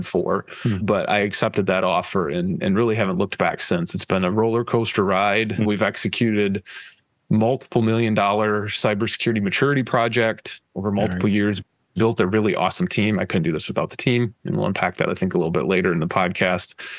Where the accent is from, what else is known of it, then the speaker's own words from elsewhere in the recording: West Michigan, United States; growing up in West Michigan